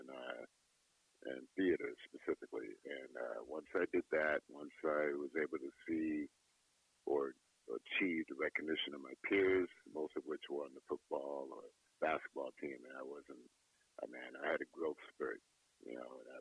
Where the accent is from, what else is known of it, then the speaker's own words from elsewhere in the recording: Hartford, Connecticut, United States; moved away as an adult; also born or lived in Washington, D.C.; now in Los Angeles, United States; I came to Hartford, Connecticut when I was 3 years old